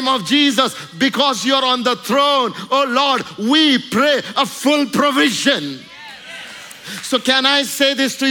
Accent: India; I'm just saying my experience in India

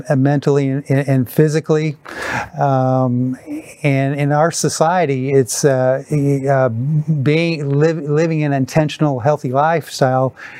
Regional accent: Wisconsin, United States; my boyhood idol growing up in Wisconsin, Vince Lombardi

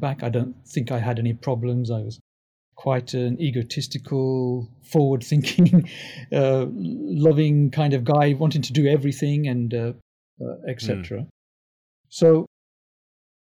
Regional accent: England, United Kingdom; also born or lived in Tanzania; now in United States; I grew up in England

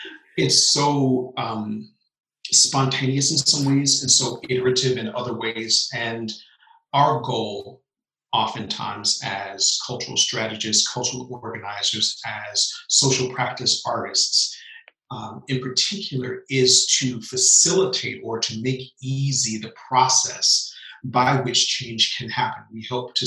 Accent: Memphis, Tennessee, United States; I was born in Memphis, Tennessee

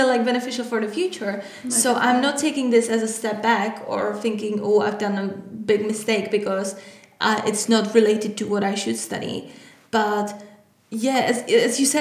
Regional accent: Czechia; moved away as an adult; now in London, United Kingdom; I come from the Czech Republic. I came to London to study at the university.

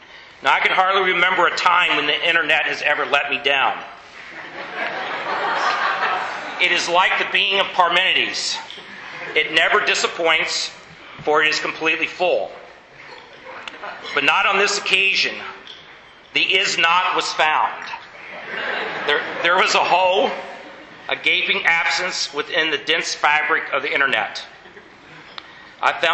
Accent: United States; I'm an American

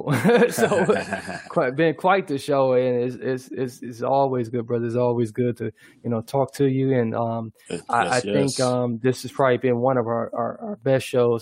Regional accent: United States; as an American

